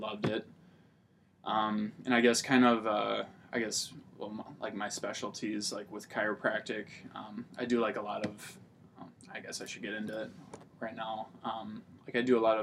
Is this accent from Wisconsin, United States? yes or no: yes; Tomah, Wisconsin, United States; also born or lived in La Crosse, Wisconsin; I grew up in Tomah, Wisconsin, graduated there in 2009